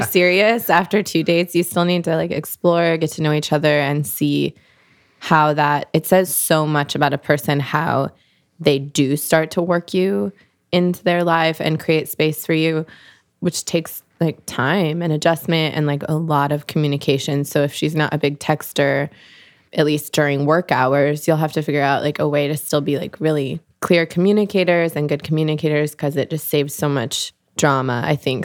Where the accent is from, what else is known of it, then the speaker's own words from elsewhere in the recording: Seattle, Washington, United States; now in Los Angeles, United States; I'm originally from Seattle, Washington